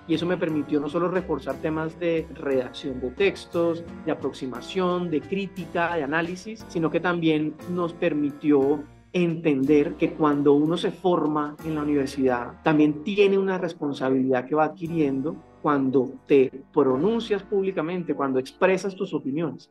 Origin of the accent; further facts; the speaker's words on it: Santa Marta, Magdalena, Colombia; moved away; vengo de provincia, soy de Santa Marta